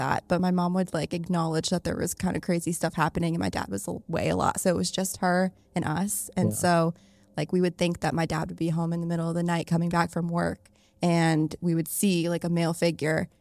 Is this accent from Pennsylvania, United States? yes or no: yes; Pennsylvania, United States; I'm from Pennsylvania